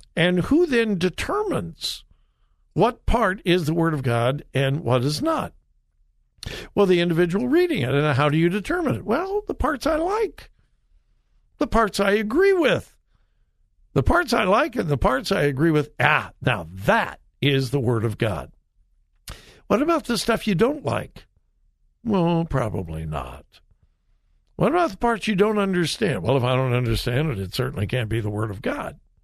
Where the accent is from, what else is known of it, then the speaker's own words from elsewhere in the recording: Compton, California, United States; I grew up in Southern California and I was in Compton